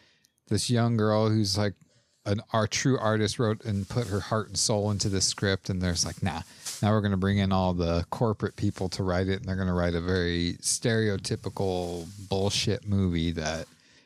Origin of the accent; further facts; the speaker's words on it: England, United Kingdom; I'm English, so speak English.